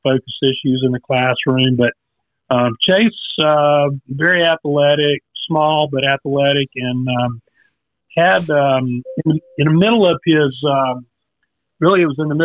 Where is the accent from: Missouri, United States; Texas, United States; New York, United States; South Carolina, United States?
South Carolina, United States; now in Raleigh, United States; I'm from South Carolina originally